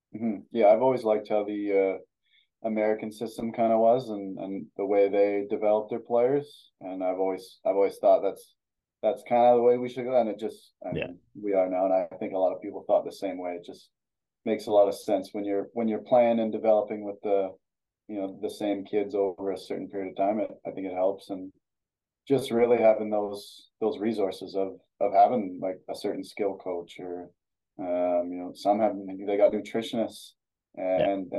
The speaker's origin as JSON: {"language": "English", "town": "Ardrossan", "region": "Alberta", "country": "Canada", "tie": "born or raised there", "also_born_or_lived": "Sherwood Park, Alberta", "said": "like from Alberta. So it was pretty cold uh, most of the time in the winter."}